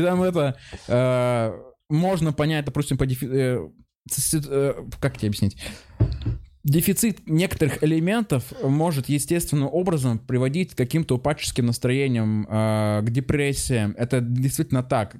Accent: Chelyabinsk, Chelyabinsk Oblast, Russia; я еще из Челябинска сам по себе

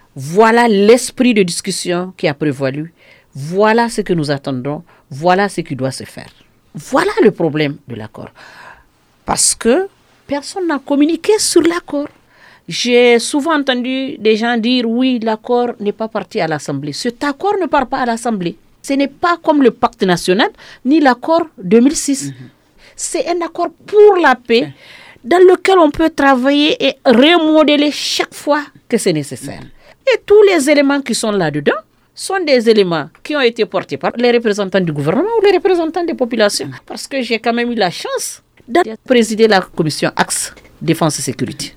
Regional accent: Hombori, Mopti, Mali; also born or lived in Gao; je suis de Homboriné à Gao

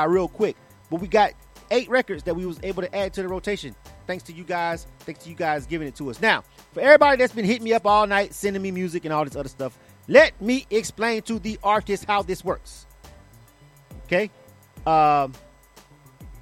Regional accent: Panama City, Florida, United States; I'm from the 850. I'm from Panama City

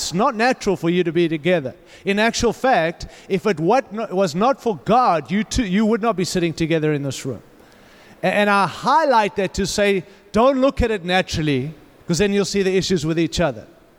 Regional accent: Denver, Colorado, United States; I come from Denver. We have a good one.

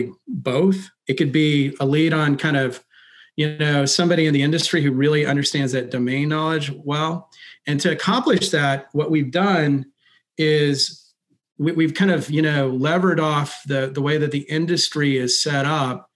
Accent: Texas, United States; I'm from Texas

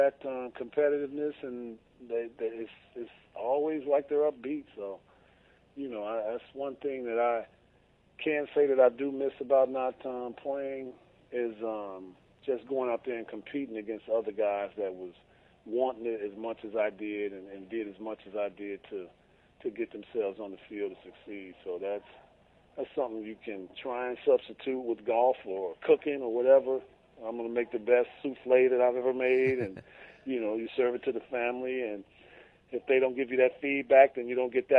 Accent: Chicago, Illinois, United States; I'm from Chicago, and you know I grew up watching the Cubs

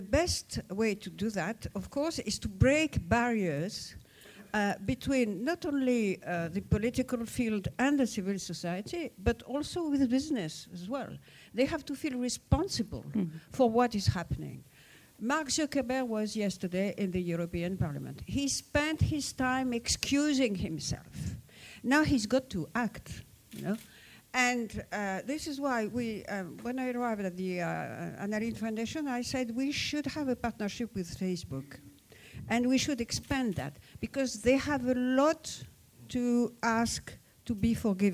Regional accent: Morocco; born there; English is a second language; I was born in Morocco, and you know, I'm French, so.

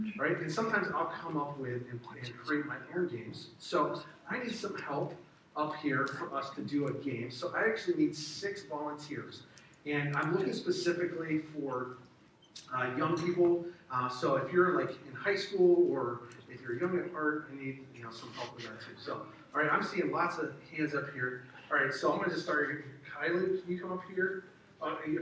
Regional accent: the South, United States; I grew up in the South

